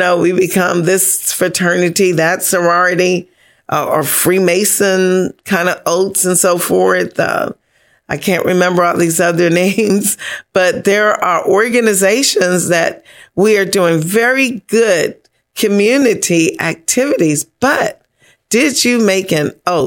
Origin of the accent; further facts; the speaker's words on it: Bahamas; I come from Bahamas